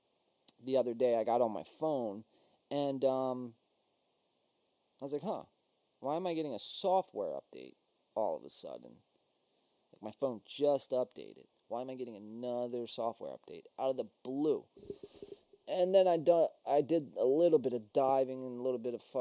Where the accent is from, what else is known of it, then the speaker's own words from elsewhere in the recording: New Jersey, United States; we are Win by Two from South Jersey. And since we're from South Jersey, we are Eagles fans